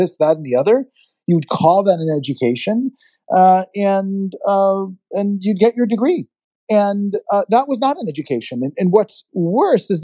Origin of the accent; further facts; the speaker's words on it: Israel; now in United States; being an immigrant, I was born in Israel. I was not born in the United States, and I adopted this country as my own